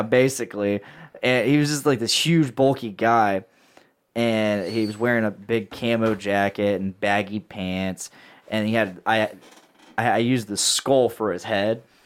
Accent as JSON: {"language": "English", "town": "Delphi", "region": "Indiana", "country": "United States", "said": "I'm from Delphi"}